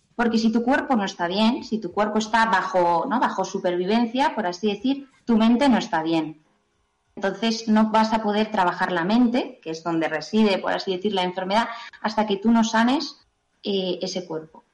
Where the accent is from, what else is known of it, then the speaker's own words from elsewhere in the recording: Pamplona, Navarre, Spain; soy de Pamplona